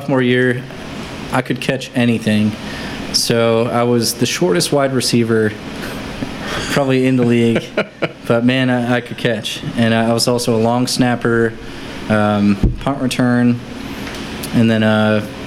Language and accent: English; Massachusetts, United States; moved away; I grew up in Massachusetts, and I was somewhat of a homebody